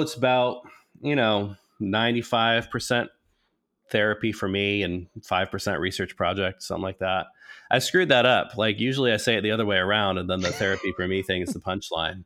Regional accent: New England, United States; also born or lived in Oklahoma; now in Wisconsin, United States; I was, um, born in New England

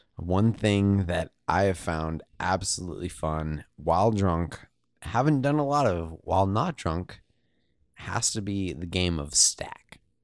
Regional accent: Eugene, Oregon, United States; growing up in Eugene, uh, University of Oregon

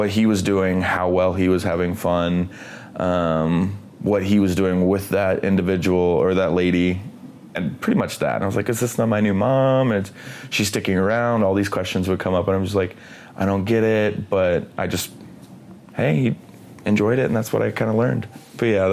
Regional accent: Columbia, Missouri, United States; I am from Columbia, Missouri

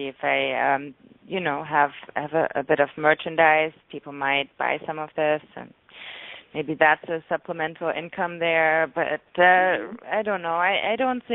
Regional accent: Germany; now in Los Angeles, United States; I'm from Germany

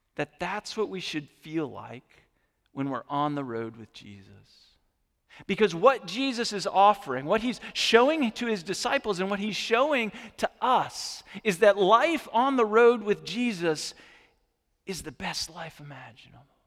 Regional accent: Norwich, Vermont, United States; moved away; Norwich, Vermont, which is the town that I grew up in.

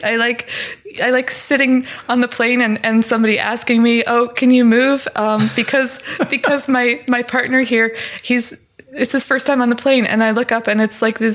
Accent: Kutztown, Pennsylvania, United States; now in Ithaca, United States; I grew up mostly in Kutztown, Pennsylvania, but I grew up in a lot of different houses.

